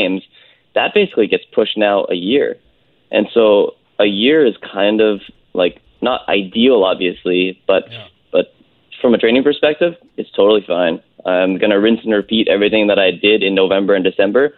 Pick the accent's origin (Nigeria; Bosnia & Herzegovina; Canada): Canada; North Vancouver, British Columbia; I grew up on the North Shore in Lynn Valley.